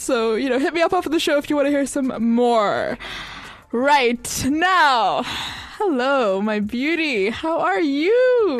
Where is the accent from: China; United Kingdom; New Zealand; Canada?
United Kingdom; also born or lived in Turkey; as a British people